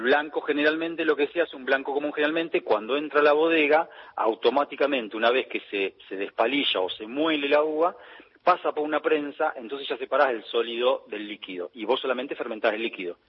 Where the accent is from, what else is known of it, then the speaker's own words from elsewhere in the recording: Tandil, Buenos Aires Province, Argentina; ¿vos sos de Tandil? Sí